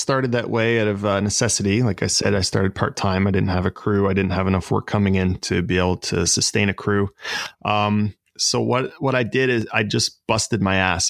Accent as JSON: {"language": "English", "town": "Lindsay", "region": "Ontario", "country": "Canada", "tie": "born or raised there", "also_born_or_lived": "Balsam Lake / Toronto", "moved": "as an adult", "lives_now": "Oshawa, Canada", "said": "So I was born in Lindsay, which is about 45 minutes north of here. And I kind of grew up half in Lindsay and half up near Balsam Lake"}